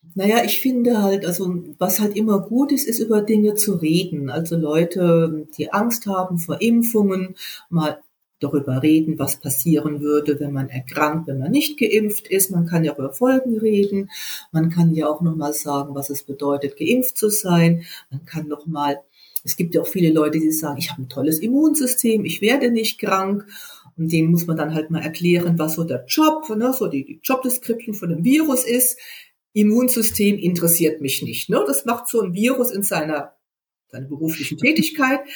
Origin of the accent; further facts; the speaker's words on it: West Germany, Germany; jetzt komme ich ja aus dem Westen